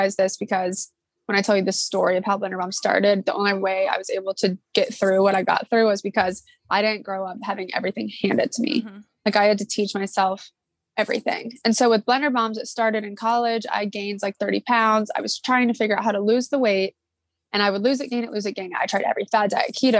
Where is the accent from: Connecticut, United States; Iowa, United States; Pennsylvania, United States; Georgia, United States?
Georgia, United States; Atlanta; now in Charleston, United States; I grew up in Atlanta, Georgia, and I went to Riverwood High School